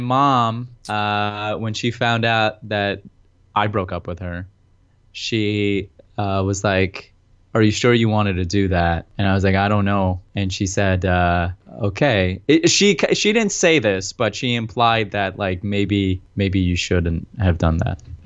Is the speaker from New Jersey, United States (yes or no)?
yes; New Jersey, United States; We're both from Jersey.